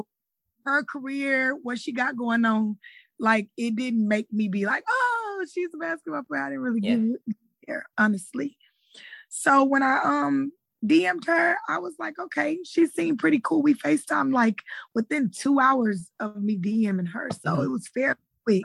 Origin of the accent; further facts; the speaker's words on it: Houston, Texas, United States; I'm from Houston, Texas